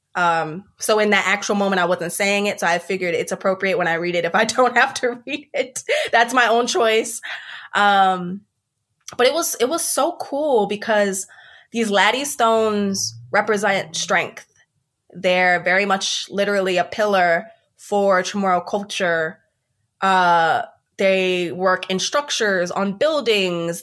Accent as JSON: {"language": "English", "town": "Columbia", "region": "South Carolina", "country": "United States", "tie": "born or raised there", "said": "I, for the most part, I grew up in Columbia, South Carolina"}